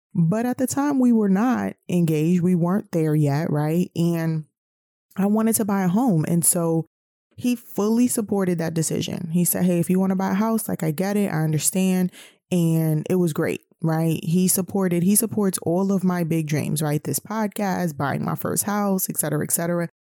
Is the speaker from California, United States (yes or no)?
no; New York City, New York, United States; moved away as an adult; also born or lived in the South (US); I'm originally from New York City